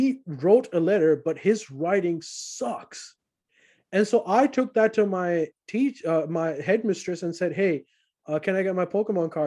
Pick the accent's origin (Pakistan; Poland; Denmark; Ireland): Pakistan; I grew up during War on Terror, and Afghanistan was on fire next door. And Pakistan